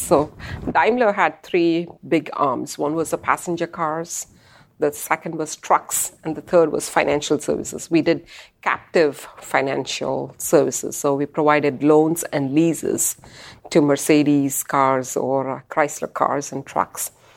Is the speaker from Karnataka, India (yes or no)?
yes; Bangalore, Karnataka, India; moved away as an adult; also born or lived in California / Michigan; now in United States; growing up in India